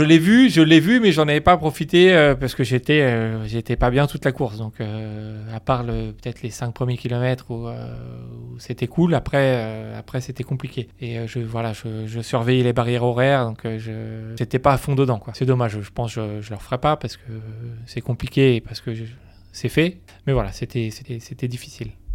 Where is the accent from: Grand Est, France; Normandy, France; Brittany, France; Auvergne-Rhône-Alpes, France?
Normandy, France; je suis originaire de Normandie